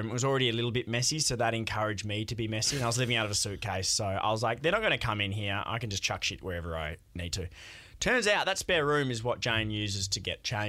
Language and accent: English; Broome, Western Australia, Australia; I growing up in Broome, it's fucking hot